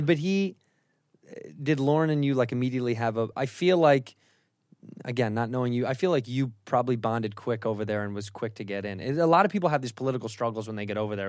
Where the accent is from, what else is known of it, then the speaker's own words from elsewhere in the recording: Chicago, Illinois, United States; I grew up in Chicago